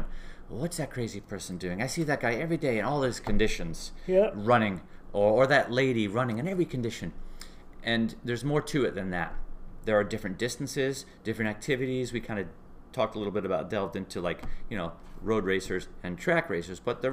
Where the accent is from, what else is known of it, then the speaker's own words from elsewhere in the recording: New England, United States; we're from the United States, we're from the Northeast, we're from New England